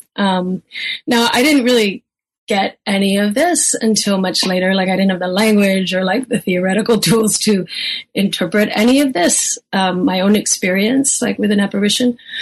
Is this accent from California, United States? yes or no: no; Seattle, Washington, United States; also born or lived in Germany / Hawaii / Philippines; I grew up mostly in Seattle, Washington